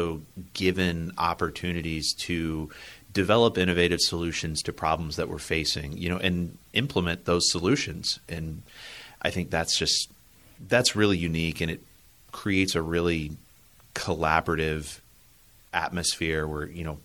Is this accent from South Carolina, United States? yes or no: yes; Columbia, South Carolina, United States; moved away; So I grew up in Columbia, South Carolina. I lived there my whole life.